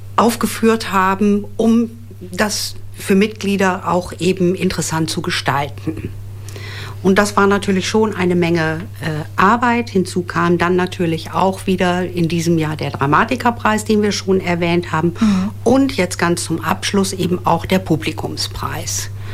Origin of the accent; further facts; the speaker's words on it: Osnabrück, Lower Saxony, Germany; Ich bin gebürtige Osnabrückerin